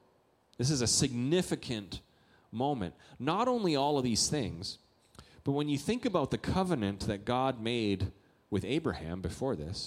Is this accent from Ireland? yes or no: no; Canada; moved away; I'm a Canadian